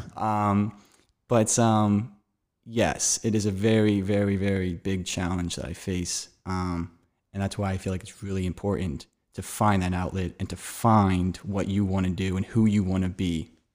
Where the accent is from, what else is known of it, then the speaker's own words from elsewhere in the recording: Gilbertsville, Pennsylvania, United States; I'm from Gilbertsville, Pennsylvania. It's outside of Philadelphia